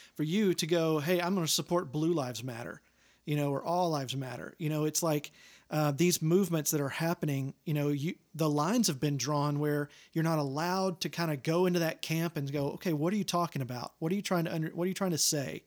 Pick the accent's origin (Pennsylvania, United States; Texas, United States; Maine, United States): Texas, United States; Longview; seventy-five miles south of that, Longview